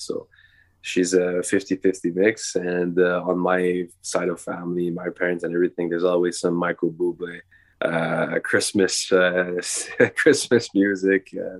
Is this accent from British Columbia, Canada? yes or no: no; Montreal, Quebec, Canada; My wife is out of Chile and I'm from Montreal, Quebec.